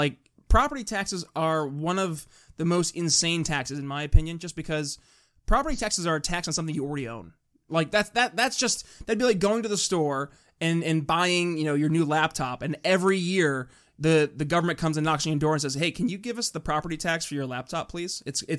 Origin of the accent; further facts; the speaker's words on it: New York, United States; I'm from New York State, right? And I experience the high property taxes up in rural northern New York.